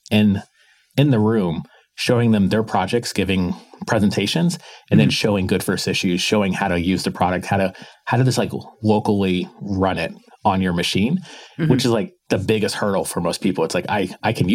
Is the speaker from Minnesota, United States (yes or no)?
no; Palm Harbor, Florida, United States; moved away; Just outside of Tampa, Florida, in a small town called Palm Harbor